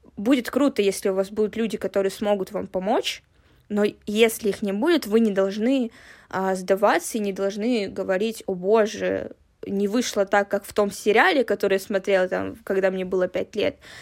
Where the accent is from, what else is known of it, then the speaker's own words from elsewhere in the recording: a small town in Siberia, Russia; moved away; я и Женя, мы родились в довольно-таки маленьком городе в Сибири